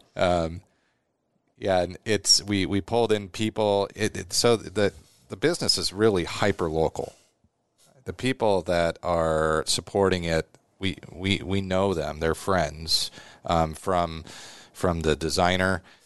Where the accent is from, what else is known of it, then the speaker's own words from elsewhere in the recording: Omaha, Nebraska, United States; also born or lived in Chicago; I was born in Omaha, went to West Side